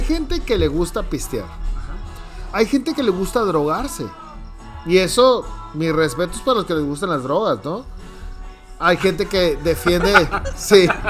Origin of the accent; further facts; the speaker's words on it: Hermosillo, Sonora, Mexico; yo nací en Hermosillo